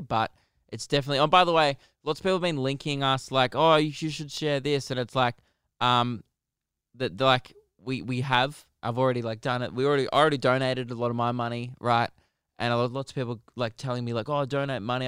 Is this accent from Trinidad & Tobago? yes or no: no; Australia; we are also Australian